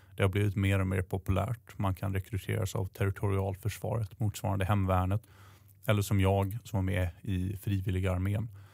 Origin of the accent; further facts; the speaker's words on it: southern Sweden, Sweden; Jag växte upp i södra Sverige, i en stad